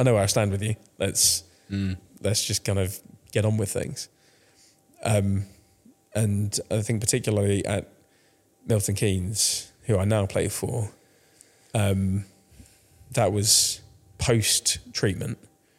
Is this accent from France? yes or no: yes; France; now in United Kingdom; Yeah, so I started playing when I was grew up in France, but then moved back to the UK, 2005.